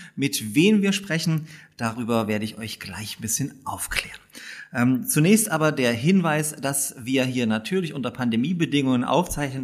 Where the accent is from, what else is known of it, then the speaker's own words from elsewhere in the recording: Upper Lusatia, Saxony, Germany; also born or lived in Dresden; now in Leipzig, Germany; in Elbflorenz geboren und in der Toskana Sachsens aufgewachsen